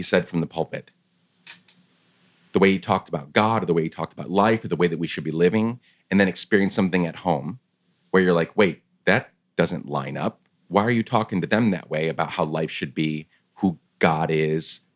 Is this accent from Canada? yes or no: no; Guatemala; I grew up in Guatemala